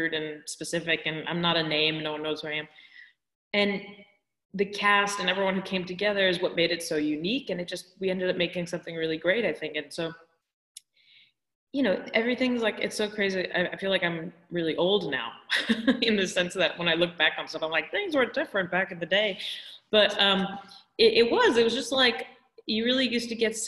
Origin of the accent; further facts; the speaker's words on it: California, United States; I was born and raised in California